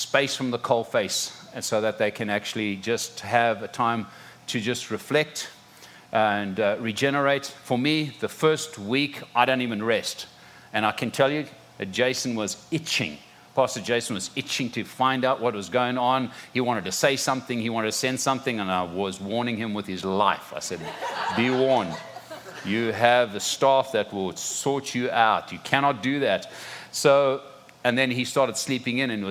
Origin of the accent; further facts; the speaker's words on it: Zimbabwe; moved away as an adult; also born or lived in South Africa; now in Florida, United States; are born and raised in Zimbabwe. Parents were born and raised in Zimbabwe